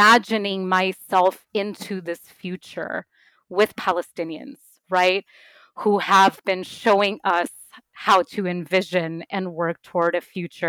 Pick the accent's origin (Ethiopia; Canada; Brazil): Brazil; now in Houston, United States; I'm also from Brazil.